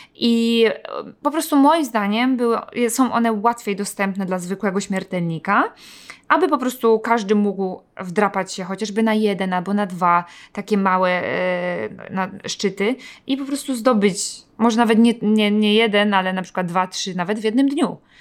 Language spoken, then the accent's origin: Polish; Poland; also born or lived in Gdańsk; jesteśmy właśnie z Polski